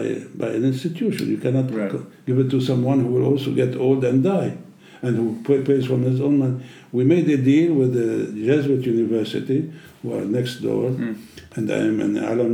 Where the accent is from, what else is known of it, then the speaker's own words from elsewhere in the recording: Germany; English is a second language; I was brought up in Europe, in Germany